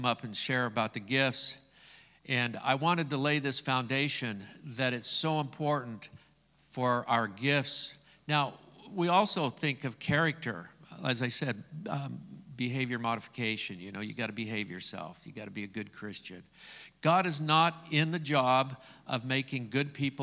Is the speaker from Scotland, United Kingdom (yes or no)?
yes; Scotland, United Kingdom; I'm Scottish.